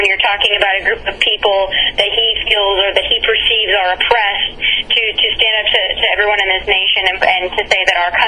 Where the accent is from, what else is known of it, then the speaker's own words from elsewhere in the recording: United States; as an American